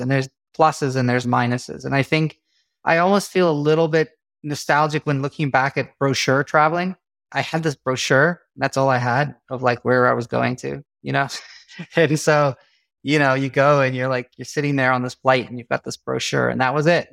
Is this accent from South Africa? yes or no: yes; South Africa; moved away; we grew up in South Africa